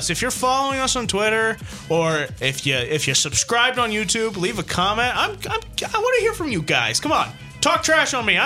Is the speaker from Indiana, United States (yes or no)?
yes; Indiana, United States; moved away; I grew up in Indiana.